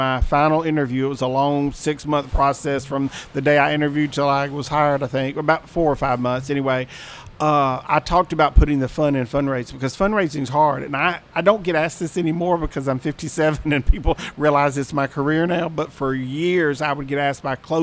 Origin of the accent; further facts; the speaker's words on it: Mississippi Gulf Coast, United States; moved away; I grew up on the Mississippi Gulf Coast